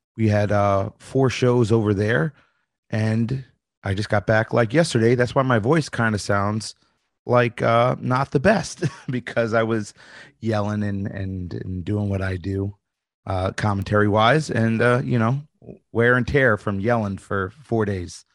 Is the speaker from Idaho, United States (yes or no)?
no; New York, United States; I'm from New York